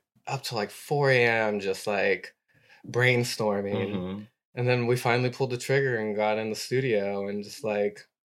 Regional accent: San Diego, California, United States; moved away as an adult; I was in San Diego till I was 22. {S0} Okay. {S1} And then I moved to San Francisco, was there for about a year, and I moved to New York.

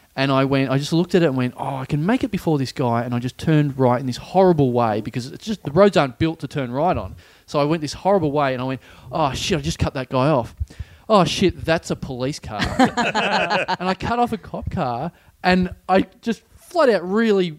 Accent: Maryborough, Victoria, Australia; also born or lived in Ballarat; now in Melbourne, Australia; I come from Maribor

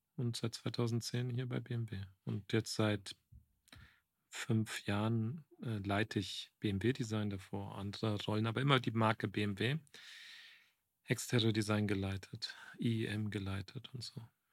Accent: Frankfurt, Hesse, Germany; also born or lived in Croatia (parents' origin); now in Munich, Germany; Ich bin gebürtiger Frankfurter, aber bin Kroate

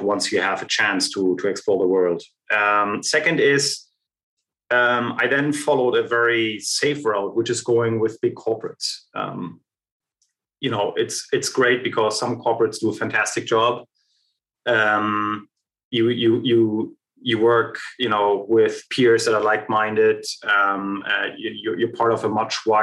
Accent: Germany; I was born and raised in East Germany.

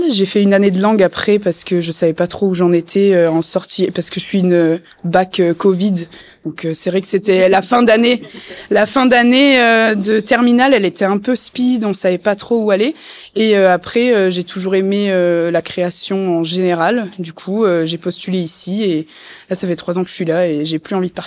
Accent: Toulon, Provence-Alpes-Côte d'Azur, France; moi je suis de Toulon à la base et tout et en fait j'ai j'ai eu cette expérience de en étant petite d'être avec des gens de l'université

